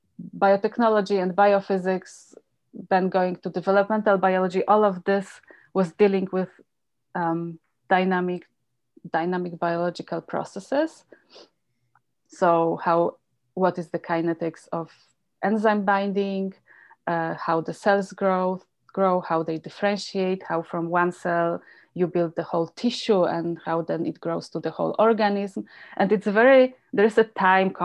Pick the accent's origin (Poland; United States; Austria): Poland; moved away as an adult; also born or lived in Germany; now in Calgary, Canada; So I grew up in Poland, and during some late 70s, 80s